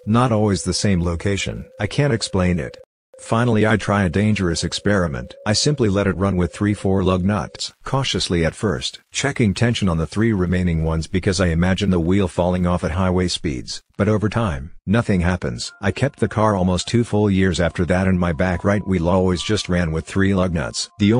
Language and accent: English; Kyrgyzstan; English is a second language; I was 12 years old in my home country in Kyrgyzstan, and I was at my maternal grandma's house.